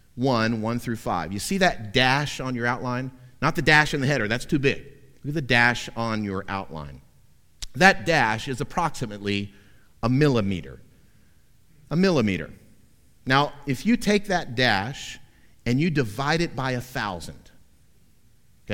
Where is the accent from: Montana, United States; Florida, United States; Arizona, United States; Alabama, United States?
Florida, United States; Central; Growing up in Central Florida in the 70s and 80s